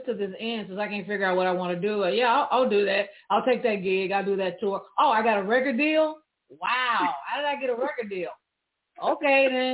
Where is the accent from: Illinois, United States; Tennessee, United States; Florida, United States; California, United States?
Tennessee, United States; Memphis; I grew up in Memphis, Tennessee